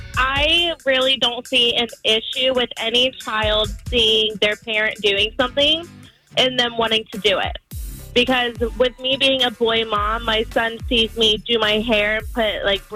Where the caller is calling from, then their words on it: Merritt Island, Florida, United States; I'm calling from Merritt Island.